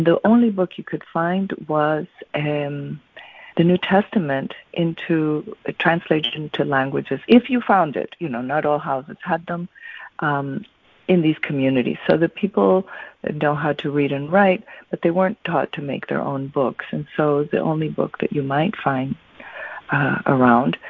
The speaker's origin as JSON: {"language": "English", "region": "Mexico City", "country": "Mexico", "tie": "born or raised there", "said": "I'm from Mexico"}